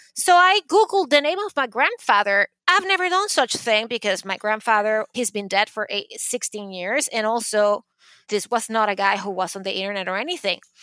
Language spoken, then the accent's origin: English; Caracas, Capital District, Venezuela; English is a second language; moved away as an adult; now in New York City, United States; when I was growing up in Caracas